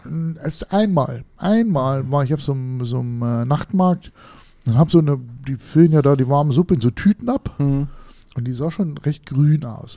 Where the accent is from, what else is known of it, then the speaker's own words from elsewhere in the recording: Harz, Germany; ich komme aus dem Harz